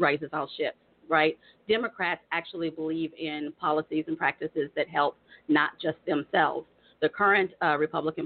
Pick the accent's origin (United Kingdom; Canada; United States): United States; Tulsa, Oklahoma; also born or lived in Virginia; I was born in Virginia, but I was raised in the Oklahoma City area.